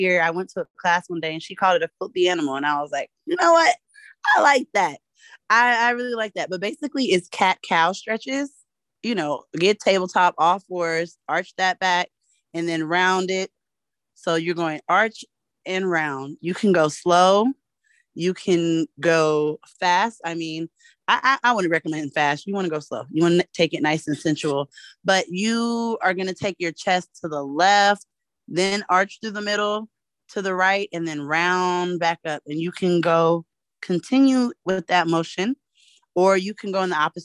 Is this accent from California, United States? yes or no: yes; California, United States; I'm from California